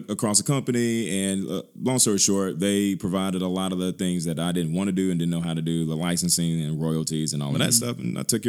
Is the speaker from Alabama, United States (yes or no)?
yes; Birmingham, Alabama, United States; Born and bred, product of Birmingham. I grew up on the West Side for a few years, moved all over Birmingham, Homewood area, Lakeshore, Hoover, you name it.